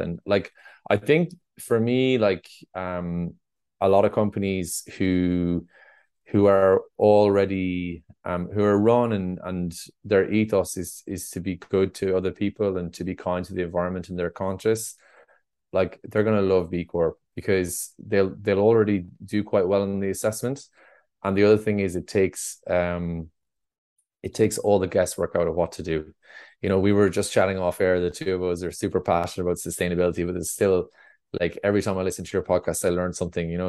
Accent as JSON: {"language": "English", "town": "Roscrea", "region": "Munster", "country": "Ireland", "tie": "born or raised there", "said": "I grew up in Ross Gray in North Tipperary."}